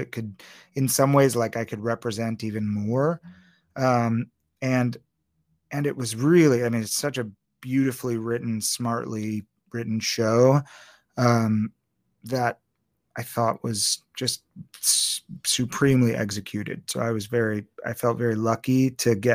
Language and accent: English; Maryland, United States; accent: Maryland; we are both from Maryland